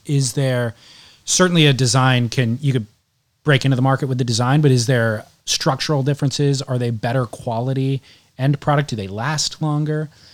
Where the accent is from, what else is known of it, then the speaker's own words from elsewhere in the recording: Southern California, United States; I grew up in Southern California, a little bit of, thirty minutes away from the beach